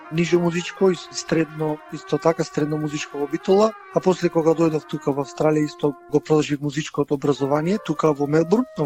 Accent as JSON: {"language": "Macedonian", "town": "Resen", "region": "Pelagonia", "country": "North Macedonia", "tie": "born or raised there", "also_born_or_lived": "Bitola, North Macedonia", "moved": "as an adult", "lives_now": "Melbourne, Australia", "said": "сум од Ресен, значи роден сум во Ресен"}